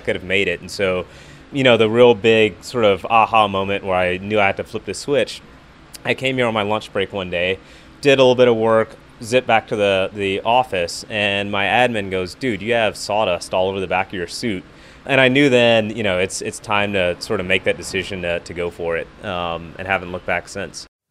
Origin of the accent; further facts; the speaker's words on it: Houston, Texas, United States; now in Austin, United States; We grew up in Houston